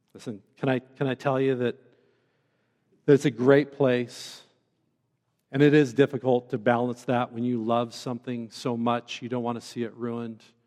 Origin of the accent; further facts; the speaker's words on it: Central Oregon, United States; also born or lived in Bend, Oregon; now in Western Colorado, United States; I grew up in a beautiful place as a, as a young man growing up in Central Oregon